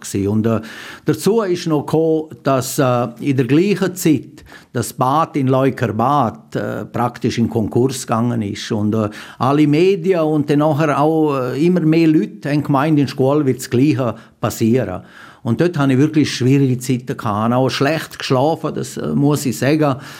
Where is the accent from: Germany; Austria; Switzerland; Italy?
Switzerland; Graubünden; bei uns in Graubünden